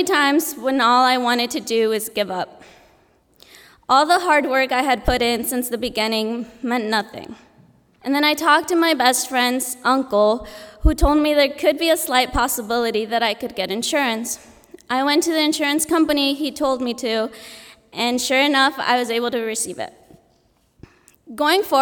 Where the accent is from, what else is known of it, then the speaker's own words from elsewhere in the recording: Goshen, Indiana, United States; also born or lived in Mexico; Although I'm from Goshen, I grew up here. I was born in Mexico